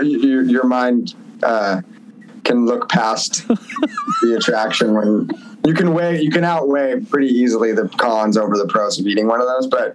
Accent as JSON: {"language": "English", "town": "Point Pleasant", "region": "New Jersey", "country": "United States", "tie": "born or raised there", "also_born_or_lived": "Nashville, Tennessee", "moved": "as an adult", "lives_now": "Los Angeles, United States", "said": "I grew up in Jersey, but then I moved to Nashville and I lived in Nashville for 8 years"}